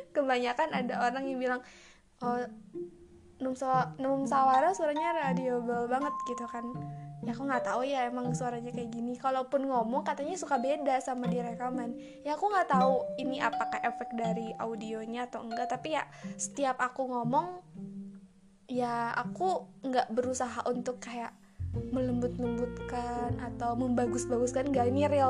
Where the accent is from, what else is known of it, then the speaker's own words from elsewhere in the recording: West Java, Indonesia; accent: Sundanese; logat aku pakai bahasa Sunda gitu ada ada Sundanya gitu